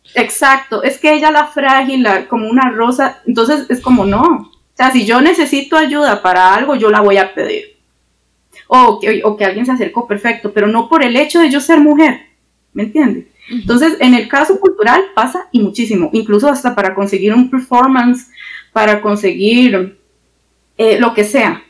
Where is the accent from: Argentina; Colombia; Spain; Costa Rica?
Costa Rica; somos ticos